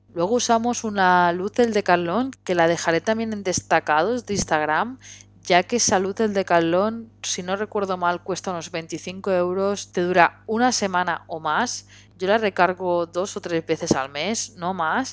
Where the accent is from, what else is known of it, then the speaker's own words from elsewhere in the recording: Barcelona, Catalonia, Spain; yo soy de Barcelona